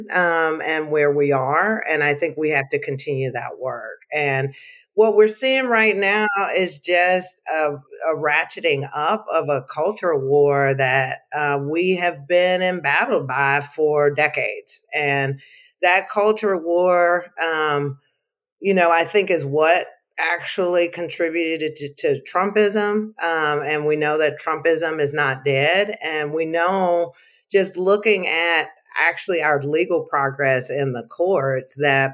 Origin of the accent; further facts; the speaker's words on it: Arkansas, United States; now in North Carolina, United States; I'm a Southerner through and through. I'm originally from Arkansas.